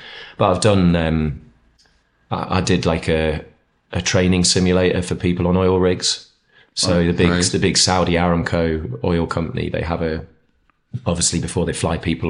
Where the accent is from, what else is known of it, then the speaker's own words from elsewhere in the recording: East of England, United Kingdom; moved away as an adult; now in North East England, United Kingdom; I was born in the Northeast, lived here till I was 4 or 5. My dad got a job down near, well, between Ipswich and Cambridge, so East Anglia. Grew up there till I was 18 and then came back up for uni and stuff and then stayed.